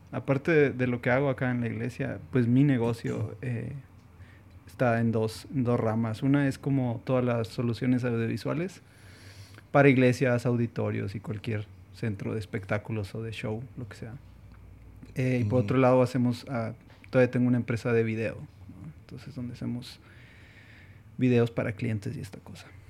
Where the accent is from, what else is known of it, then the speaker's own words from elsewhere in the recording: Mexico; also born or lived in Saltillo; estando en Hong Kong siendo mexicanos